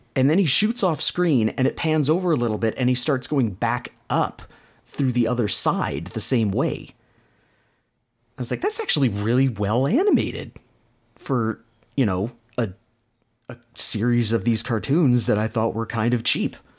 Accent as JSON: {"language": "English", "country": "Canada", "accent": "Canadian", "said": "my Canadian accent."}